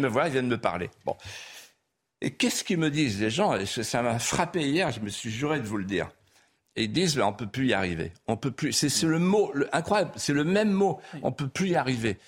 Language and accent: French; Vendée, Pays de la Loire, France; accent: Vendéen patois; first language Vendéen patois; French is a second language; ma langue maternelle, c'était le patois. Hmm. Et donc j'ai parlé la langue, le patois couramment jusqu'à 13 ans.